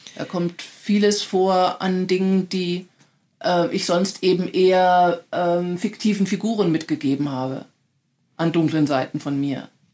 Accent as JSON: {"language": "German", "country": "Germany", "said": "als Deutsche"}